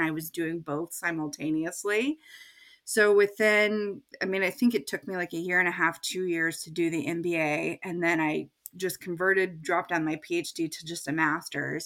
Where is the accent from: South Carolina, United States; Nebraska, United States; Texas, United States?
Texas, United States; moved away as an adult; also born or lived in Indiana / Chicago; now in Maine, United States; I grew up in Texas